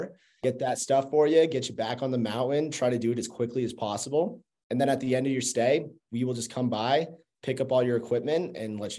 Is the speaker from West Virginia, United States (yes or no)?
no; Burlington, Vermont, United States; moved away as an adult; I'm originally from Burlington, Vermont. Grew up skiing, been skiing since I was 2 years old. Moved out here for college back in 2014 and just never went back